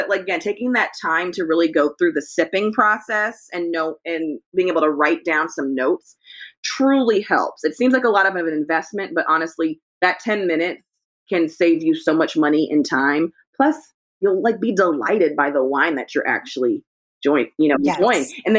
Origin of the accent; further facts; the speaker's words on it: California, United States; I remember what the weather was like as a Californian, what it was like in Northern California in 1999. We used to get a ton of rain in California.